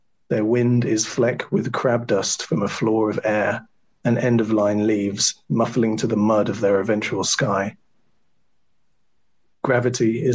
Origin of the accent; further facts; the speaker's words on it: England, United Kingdom; accent: English; My English accent is a little bit different than Justin's.